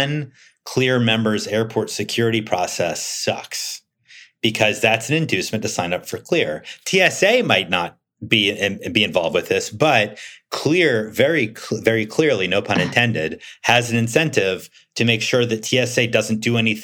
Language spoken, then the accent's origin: English; United States